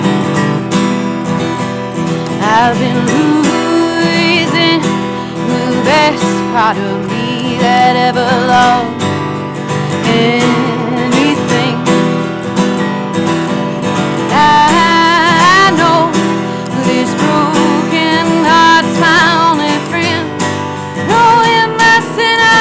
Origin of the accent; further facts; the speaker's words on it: Crockett, Texas, United States; also born or lived in Pasadena, Texas; I was born in Pasadena, Clear Lake area over there. About 5 years old, my mom moved me out to Crockett where my grandparents lived. And I stayed there until I was about 19.